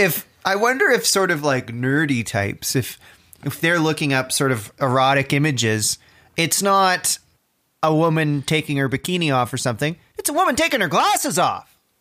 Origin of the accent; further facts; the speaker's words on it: Orangeville, Ontario, Canada; when I was a kid, I grew up outside of Orangeville.